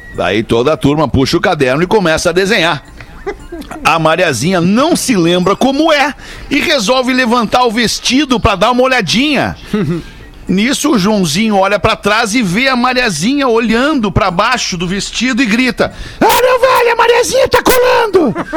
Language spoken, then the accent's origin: Portuguese; Brazil; eu sou brasileiro, né? Sou brasileiro